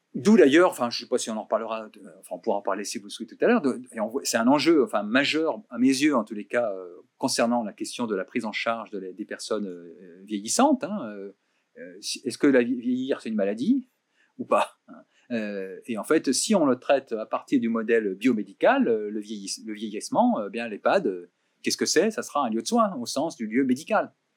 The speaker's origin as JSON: {"language": "French", "area": "Burgundy", "region": "Bourgogne-Franche-Comté", "country": "France", "said": "je viens de Bourgogne"}